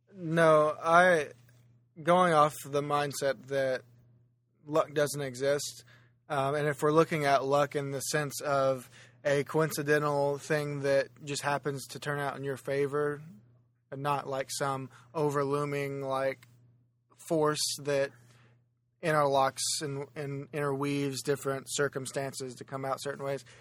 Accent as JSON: {"language": "English", "region": "Oklahoma", "country": "United States", "said": "Oklahoma, which is where I'm originally from and where my home is"}